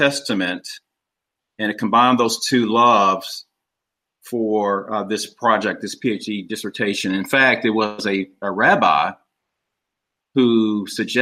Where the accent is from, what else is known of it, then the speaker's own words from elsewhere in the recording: Kansas City, Missouri, United States; also born or lived in St. Louis, Missouri; I'm originally from Kansas City, Missouri. That's where I live now.